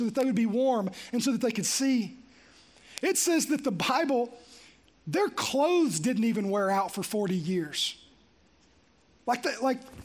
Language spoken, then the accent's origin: English; Green Hill, United States; I grew up in Green Hill